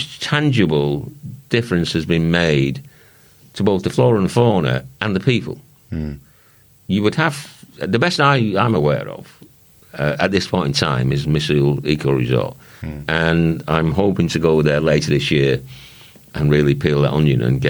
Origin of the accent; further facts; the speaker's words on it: Runcorn, North West England, United Kingdom; moved away; I'm a fitter from Runcorn. Formerly a fitter from Runcorn